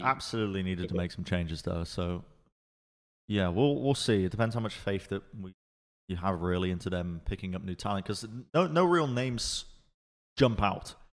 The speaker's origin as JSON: {"language": "English", "region": "England", "country": "United Kingdom", "tie": "born or raised there", "also_born_or_lived": "Los Angeles, United States", "moved": "as an adult", "lives_now": "Texas, United States", "said": "I was I was raised in England"}